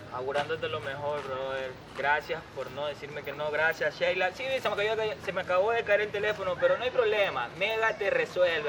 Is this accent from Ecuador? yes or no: yes; Portoviejo, Manabí, Ecuador; mi ciudad natal, Puerto Viejo